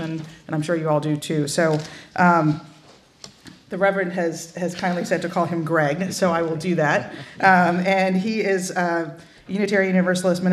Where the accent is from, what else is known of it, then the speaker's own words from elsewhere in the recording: Chicago, Illinois, United States; my hometown of Chicago